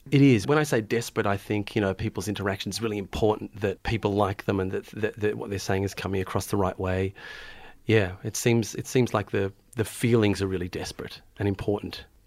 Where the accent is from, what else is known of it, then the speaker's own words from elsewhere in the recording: Melbourne, Victoria, Australia; also born or lived in Tonga; I was born in Melbourne, born, born down south in Melbourne, down in Hampton, where I had most of my childhood